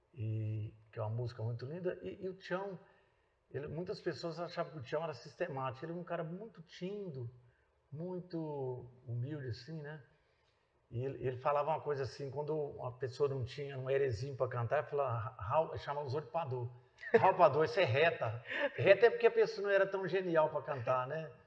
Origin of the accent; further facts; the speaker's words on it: Itapagipe, Minas Gerais, Brazil; also born or lived in Redenção, Pará / Conceição do Araguaia, Pará; now in Goiânia, Brazil; nós somos de Minas, eu sou de Itapajipe